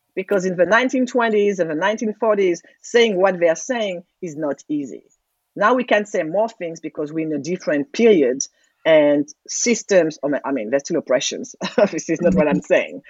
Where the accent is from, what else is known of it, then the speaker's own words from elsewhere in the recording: Martinique; now in United States; i was like martinique